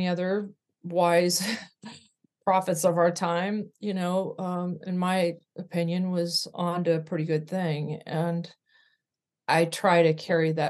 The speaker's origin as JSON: {"language": "English", "region": "California", "country": "United States", "tie": "born or raised there", "also_born_or_lived": "Arkansas", "said": "I grew up in California. I was born in Arkansas."}